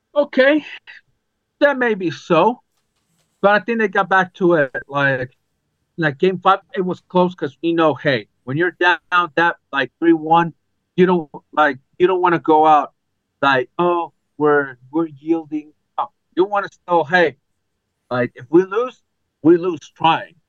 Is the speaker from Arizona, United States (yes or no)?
yes; Arizona, United States; I'm from Arizona